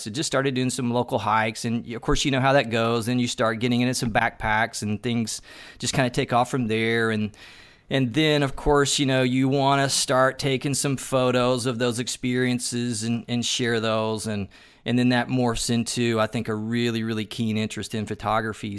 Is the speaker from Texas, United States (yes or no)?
no; Tennessee, United States; I'm originally from Tennessee